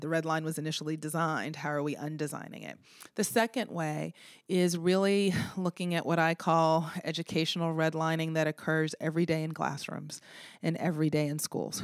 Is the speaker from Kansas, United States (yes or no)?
no; Boston, Massachusetts, United States; moved away as an adult; now in Baltimore, United States; I'm from Boston